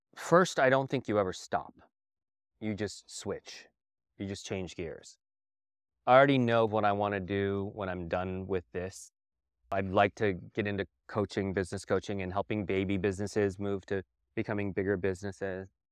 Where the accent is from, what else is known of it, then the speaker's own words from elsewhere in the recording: Southwest, United States; also born or lived in New York / India; growing up in the Southwest. and all of the flavors that came from here.